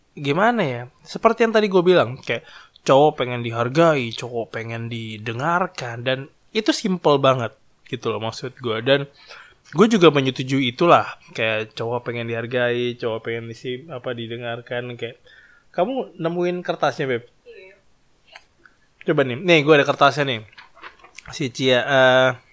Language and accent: Indonesian; Java, Indonesia; gue itu adalah orang Jawa